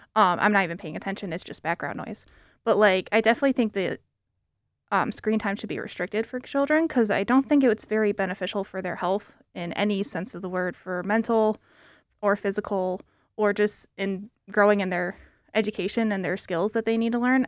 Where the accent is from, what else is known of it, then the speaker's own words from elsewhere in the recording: South Haven, Michigan, United States; moved away as an adult; now in East Lansing, United States; I'm actually not from the Lansing area. I'm from South Haven, um, which is two hours away from here